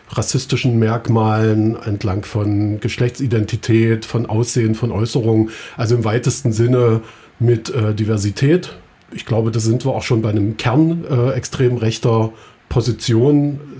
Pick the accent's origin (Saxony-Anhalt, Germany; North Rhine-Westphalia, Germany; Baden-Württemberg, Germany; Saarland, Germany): Saxony-Anhalt, Germany; Halle; born there; Also ich bin hier in Halle geboren und äh, habe sozusagen Mitte der 80er Jahre schon, äh, also in der DDR, die ersten Male mit rechtsextremen Neonazis